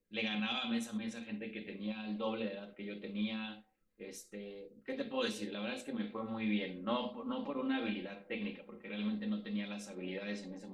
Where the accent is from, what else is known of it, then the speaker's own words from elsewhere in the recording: Mexico City, Mexico; tengo 32 años, soy de la Ciudad de México